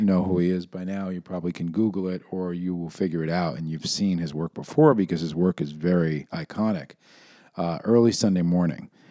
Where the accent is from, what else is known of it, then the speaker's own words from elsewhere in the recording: New York City, New York, United States; Growing up in New York City